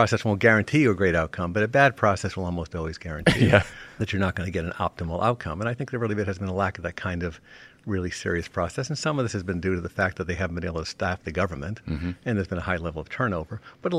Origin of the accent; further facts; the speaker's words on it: Rhode Island, United States; moved away as an adult; also born or lived in Washington; I grew up in Rhode Island, as you mentioned, with a family that was kind of immersed in local politics